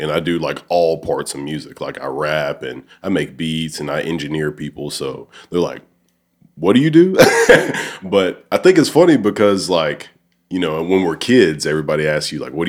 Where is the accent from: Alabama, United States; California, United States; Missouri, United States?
Alabama, United States; moved away as an adult; now in Cordova, United States; I'm actually from Alabama. And I moved here in 2019. So, cool. Like, that, I live in Cordova, but, like, I spend most of my time, obviously, either here or I work in Memphis at Owens